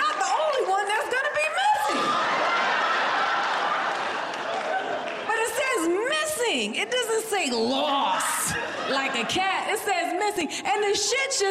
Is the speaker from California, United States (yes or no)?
no; Florida, United States; now in Los Angeles, United States; I'm from Florida